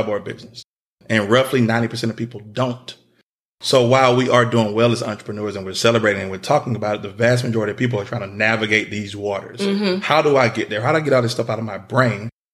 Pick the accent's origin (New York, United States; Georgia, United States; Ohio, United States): Georgia, United States; Atlanta; I'm originally from Atlanta